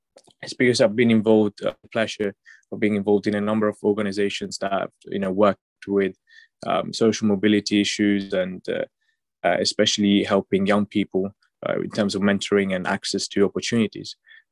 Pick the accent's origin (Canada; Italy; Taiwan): Italy; moved away as an adult; also born or lived in Sri Lanka; now in London, United Kingdom; I was born in Sri Lanka, raised in Italy, and moved to London like 10 years ago.